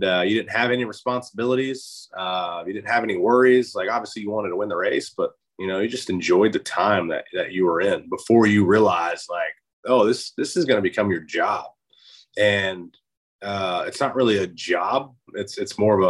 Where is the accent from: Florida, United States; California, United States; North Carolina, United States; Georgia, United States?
North Carolina, United States; Charlotte; also born or lived in Alabama; I was born in Alabama, but I moved to Charlotte, where I reside now, when I was 2 years old.